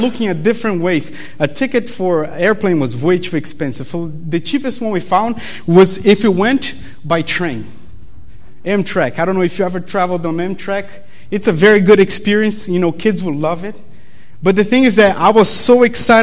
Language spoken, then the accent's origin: English; Brazil; English is a second language; moved away as an adult; now in Berrien Springs, United States; you guys probably noticed my accent, you know, the fact that I'm from Brazil